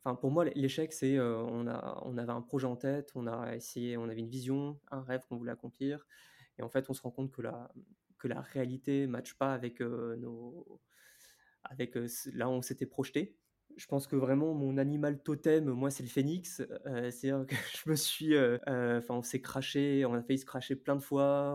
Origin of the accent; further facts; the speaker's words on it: Lille, Hauts-de-France, France; moved away; also born or lived in New Caledonia; Moi, je suis originaire de Lille